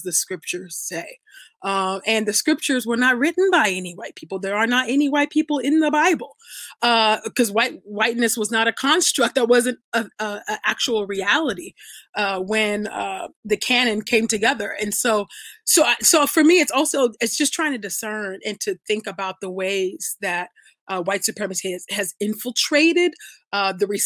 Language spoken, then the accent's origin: English; United States; also born or lived in Nigeria (ancestry, Ibibio); I'm from the Abibio tribe in Nigeria. I was born here in America, but that's where my parents are from